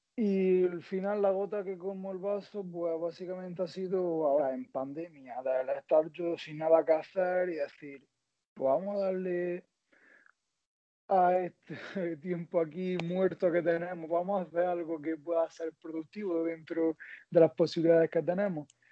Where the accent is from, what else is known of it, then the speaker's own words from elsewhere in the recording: Almería, Andalusia, Spain; soy de Almería